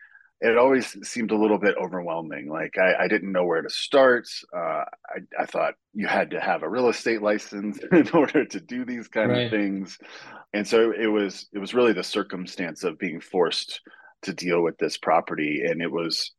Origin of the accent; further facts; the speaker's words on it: Austin, Texas, United States; moved away as an adult; also born or lived in Amarillo, Texas; now in Fort Collins, United States; I'm actually from Texas. So I grew up in Austin, but my family is from Amarillo